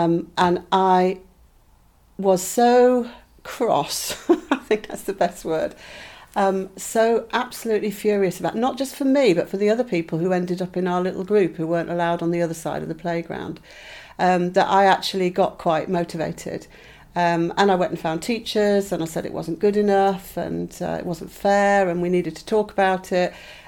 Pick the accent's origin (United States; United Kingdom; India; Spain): United Kingdom; South West England; moved away; I come from Cornwall, but I'd moved away because my father was in the Navy and found myself suddenly back in Cornwall, but being treated like an outsider.